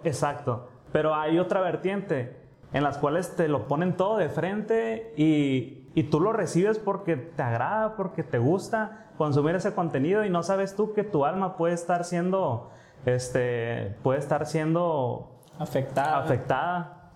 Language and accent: Spanish; Mexico; como mexicanos sabemos